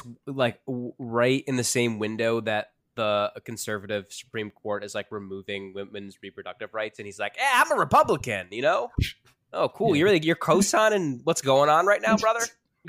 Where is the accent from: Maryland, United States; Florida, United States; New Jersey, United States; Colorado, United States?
New Jersey, United States; I'm from New Jersey